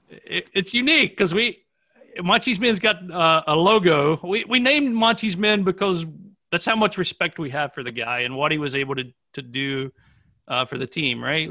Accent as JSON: {"language": "English", "town": "Manassas", "region": "Virginia", "country": "United States", "said": "I'm from Manassas, Virginia, which is very close to Washington, D.C., on the east coast of the United States."}